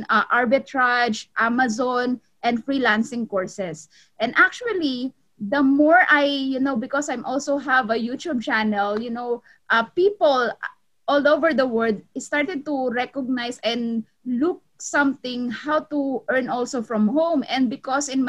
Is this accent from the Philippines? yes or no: yes; Philippines; moved away as an adult; also born or lived in Cavite, Philippines; now in Los Angeles, United States; I'm from the Philippines, I'm Filipina, and 2012, I am a midwife in the Philippines